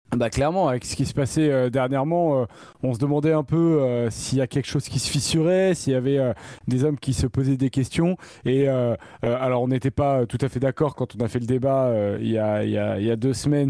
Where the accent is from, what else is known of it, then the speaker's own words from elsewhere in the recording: France; en tant que Français